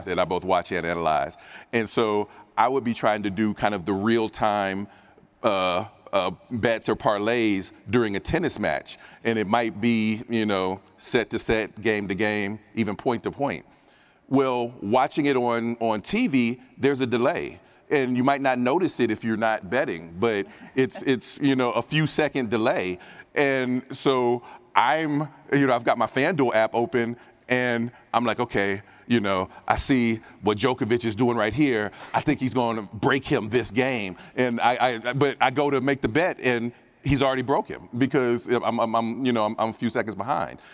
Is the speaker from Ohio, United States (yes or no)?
yes; Dayton, Ohio, United States; I'm from Dayton, Ohio